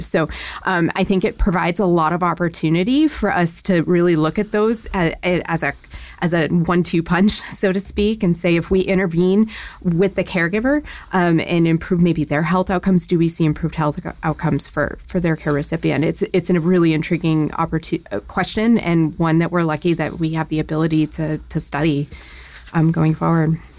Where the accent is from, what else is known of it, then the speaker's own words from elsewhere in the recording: Maine, United States; moved away as an adult; now in Louisville, United States; I grew up in New England. I grew up in Maine specifically